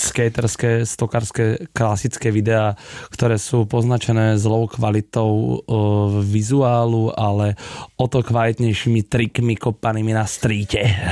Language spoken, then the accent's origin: Slovak; Slovakia; dva chalani zo Slovenska